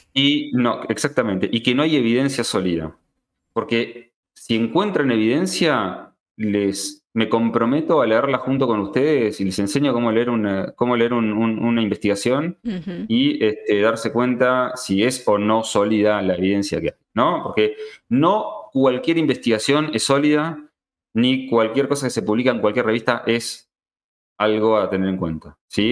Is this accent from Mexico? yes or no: no; Argentina; acá en Argentina